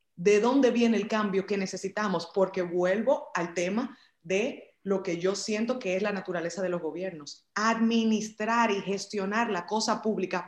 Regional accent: Dominican Republic; en este país, en mi país, en República Dominicana

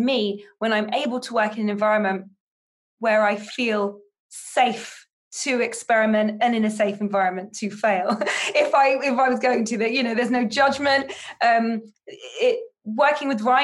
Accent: United Kingdom; moved away as an adult; now in United States; as a Brit

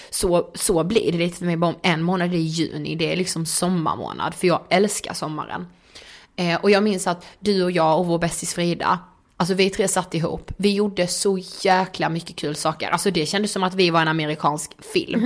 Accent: Karlshamn, Blekinge, Sweden; moved away; hemma i Karlshamn

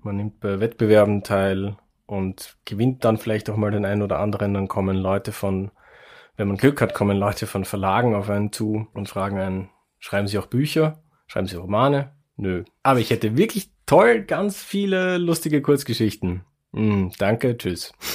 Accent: Wiener Neustadt, Lower Austria, Austria; ich komme aus Wiener Neustadt in Niederösterreich

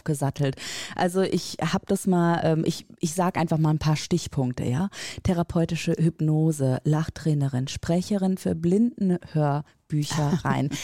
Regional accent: Rhineland, Germany; moved away as an adult; also born or lived in northern Germany; als äh, gebürtige Rheinländerin

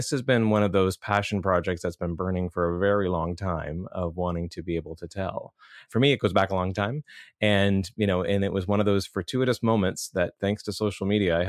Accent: Rothesay, New Brunswick, Canada; Yeah, I grew up in just outside of St. John, New Brunswick, a town called Rosse.

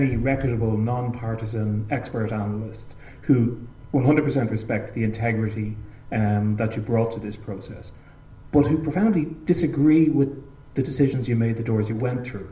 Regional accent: Ireland; as an Irish person

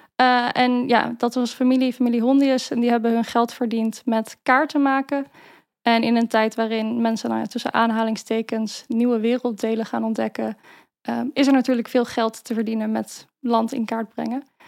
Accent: Maarssen, Utrecht, Netherlands; now in Utrecht, Netherlands; Ik ben opgegroeid in Maarsen, Zandweg-Oostert om precies te zijn

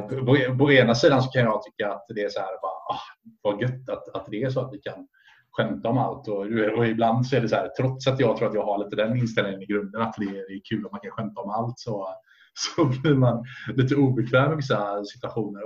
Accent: Sweden

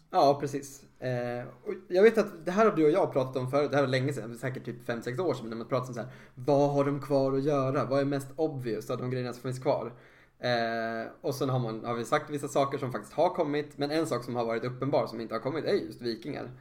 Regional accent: Sweden; som svensk och känner att nu är det vårat arv

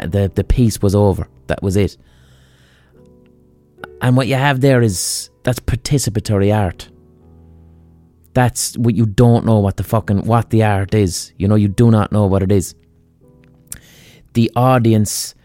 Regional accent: Limerick, Munster, Ireland; I'm from Limerick.

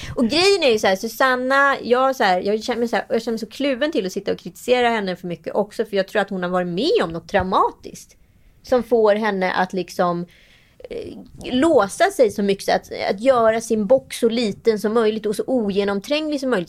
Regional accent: Sweden; som svensk

